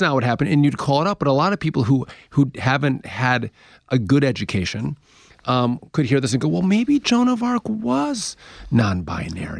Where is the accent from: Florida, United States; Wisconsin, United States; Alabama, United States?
Wisconsin, United States; I'm from Wisconsin